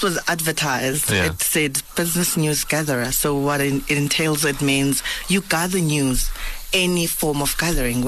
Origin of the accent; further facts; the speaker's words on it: Port Elizabeth, Eastern Cape, South Africa; moved away as an adult; also born or lived in Johannesburg; Was born and bred in the Eastern Cape, a small, well, town called Port Elizabeth